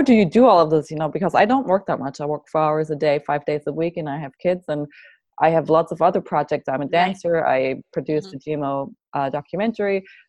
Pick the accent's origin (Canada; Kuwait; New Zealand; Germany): Germany; now in Santa Barbara, United States; My family, I'm from Germany, so my family is all in Germany